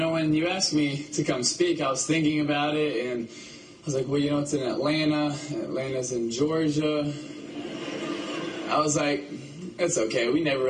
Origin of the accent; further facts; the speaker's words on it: Philippines; born there; You know, I was born in the Philippines to missionary parents, and I was the baby of five.